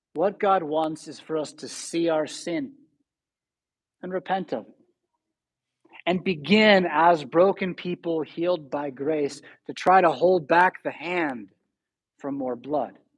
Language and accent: English; San Diego, California, United States; now in Rockford, United States; But I'm from San Diego, it's my home